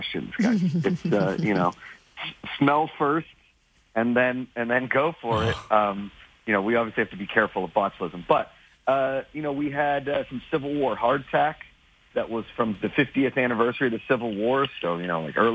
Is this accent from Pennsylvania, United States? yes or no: yes; Pittsburgh, Pennsylvania, United States; I grew up in a family of collectors. I'm from Pittsburgh.